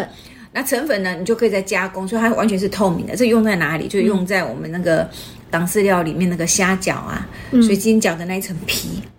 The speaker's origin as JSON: {"language": "Chinese", "country": "Taiwan", "said": "讲白了，就是我们台湾人最常吃的面筋啊。"}